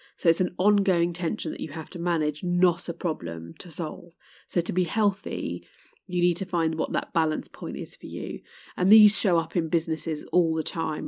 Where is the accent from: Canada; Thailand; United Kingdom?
United Kingdom; my heritage is Indian, um, but born in the U K